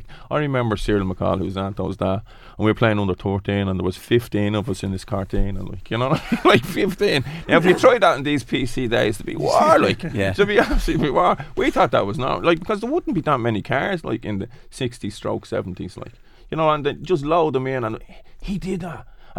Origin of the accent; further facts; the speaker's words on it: Dublin, Leinster, Ireland; because we're from Ballymun.